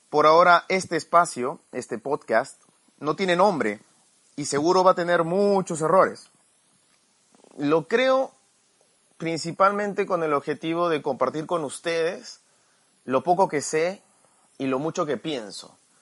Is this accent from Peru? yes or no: yes; Peru; also born or lived in Lima, Peru; Actualmente vivo en Lima, en Perú